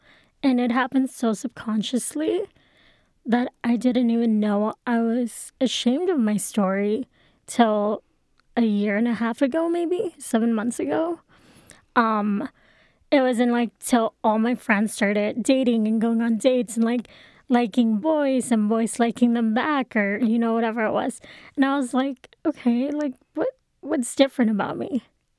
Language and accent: English; Texas, United States; I was in a public Catholic school, or not public, private Catholic school.